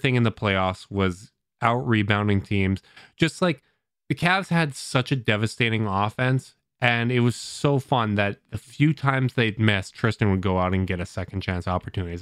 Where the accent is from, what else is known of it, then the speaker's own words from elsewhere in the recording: Canada; as a Canadian